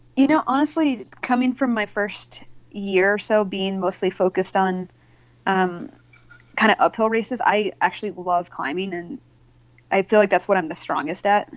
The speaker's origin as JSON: {"language": "English", "region": "North Carolina", "country": "United States", "tie": "born or raised there", "moved": "as an adult", "lives_now": "Colorado, United States", "said": "I grew up in North Carolina"}